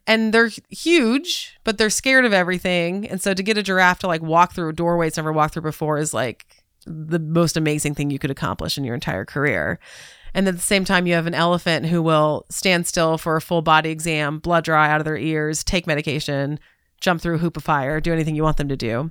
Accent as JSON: {"language": "English", "region": "Southern California", "country": "United States", "tie": "born or raised there", "also_born_or_lived": "Atlanta / Chicago", "moved": "yes", "said": "I grew up in Southern California"}